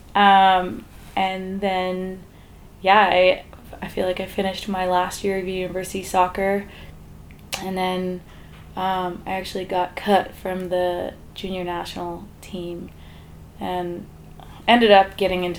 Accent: Calgary, Alberta, Canada; moved away as an adult; also born or lived in Vancouver / Whistler; I grew up in Calgary

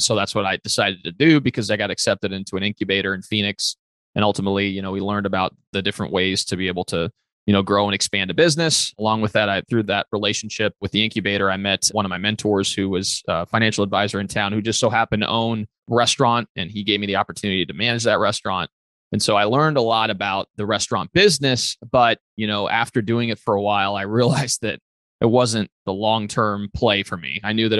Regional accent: northeast Italy, Italy; born there; so I was born in Northeast Italy. My dad is Puerto Rican and he was in the Air Force as a pediatrician.

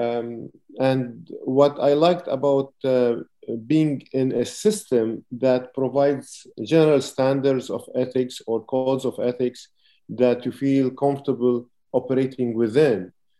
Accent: Lebanon; moved away as an adult; I'm originally from Lebanon

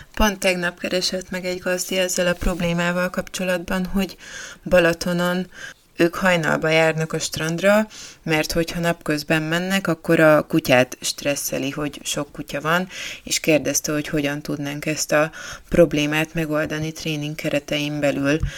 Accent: Budapest, Hungary; én budapestiként

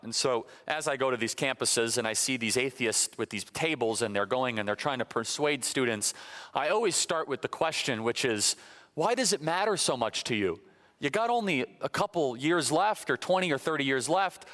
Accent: Illinois, United States; moved away; I'm originally from Illinois, born and raised.

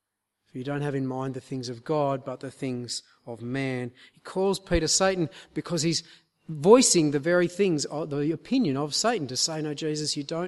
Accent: Queensland, Australia; we're from North Queensland, and so I thought I'd give you a sort of tropical illustration to help ground this.

